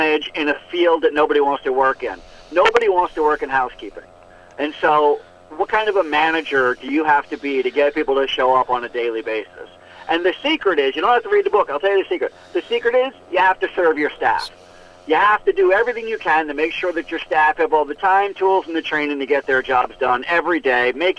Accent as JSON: {"language": "English", "country": "United States"}